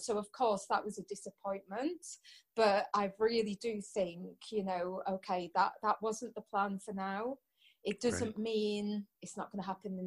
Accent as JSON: {"language": "English", "area": "Anglesey", "region": "Wales", "country": "United Kingdom", "also_born_or_lived": "Portugal", "said": "I'm originally from Anglesey, and I've been all over"}